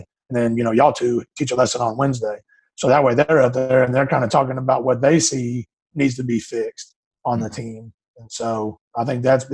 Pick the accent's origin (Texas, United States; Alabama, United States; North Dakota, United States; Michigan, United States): Texas, United States; Houston; also born or lived in Eastern New Mexico University; I grew up in Houston, Texas, just outside of Katy